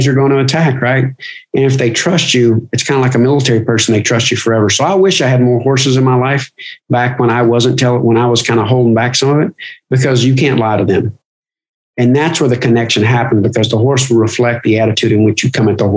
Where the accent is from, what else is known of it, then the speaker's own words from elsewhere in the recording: Kentucky, United States; I grew up in Kentucky